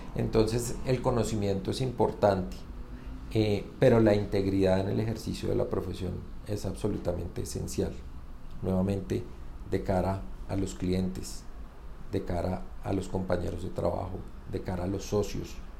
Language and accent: Spanish; Bogotá, Colombia; soy bogotano